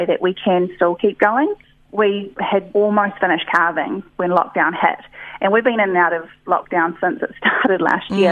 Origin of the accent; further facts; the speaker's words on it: Auckland, New Zealand; moved away as an adult; I was from Auckland City, moved out to the farm